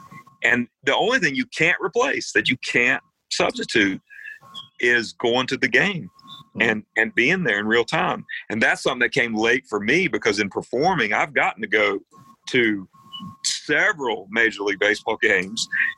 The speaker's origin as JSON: {"language": "English", "region": "North Carolina", "country": "United States", "tie": "born or raised there", "said": "You were born a Braves fan if you were growing up in North Carolina and you had any interest."}